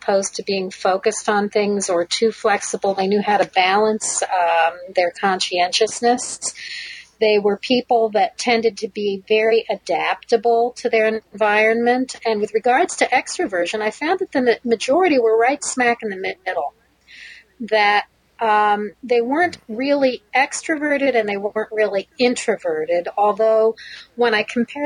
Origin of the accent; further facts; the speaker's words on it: United States; moved away as an adult; also born or lived in Connecticut / Ohio / Israel; now in Michigan, United States; I grew up in Connecticut and Ohio